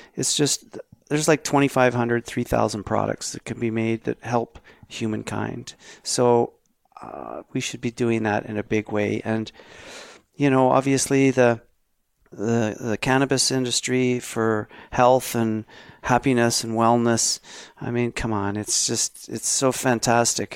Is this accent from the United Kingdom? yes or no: no; Canada